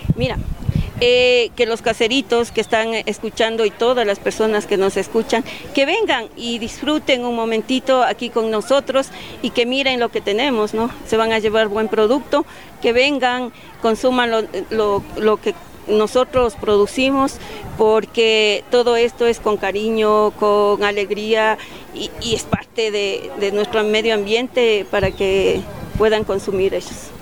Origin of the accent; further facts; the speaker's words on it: Latacunga, Cotopaxi, Ecuador; venimos de la Tacunga, estamos al pie de los Ilinizas en un sitio que se llama Tuacaso